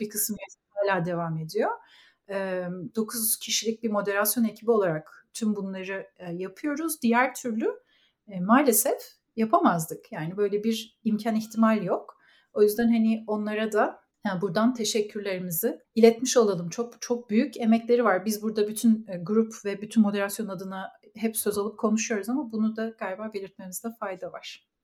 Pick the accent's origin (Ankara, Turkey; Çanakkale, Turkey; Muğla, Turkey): Ankara, Turkey; moved away as an adult; also born or lived in Istanbul; now in Canada; Ankaralıyım. Ankara'da doğdum, büyüdüm ve okudum.